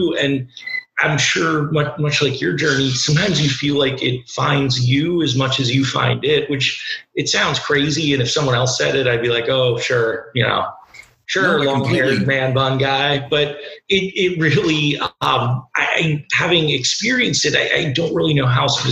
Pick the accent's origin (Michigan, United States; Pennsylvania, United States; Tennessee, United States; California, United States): Pennsylvania, United States; Lancaster County; moved away as an adult; also born or lived in Brooklyn, New York; growing up in Lancaster County